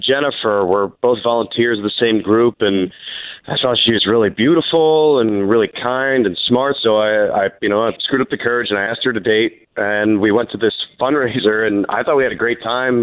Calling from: Apopka, Florida, United States; I'm calling from Apopka

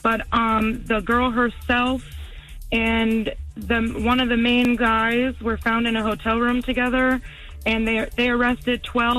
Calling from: Live Oak, Florida, United States; I'm calling from Live Oak, Florida.

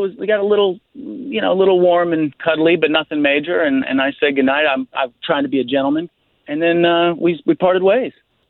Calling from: Winter Park, Florida, United States; Hey, guys, I'm calling from Winter Park.

